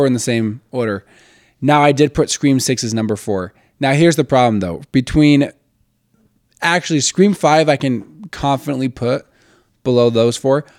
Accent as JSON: {"language": "English", "town": "Westland", "region": "Michigan", "country": "United States", "tie": "born or raised there", "also_born_or_lived": "Plymouth, Michigan", "said": "I'm from Westland"}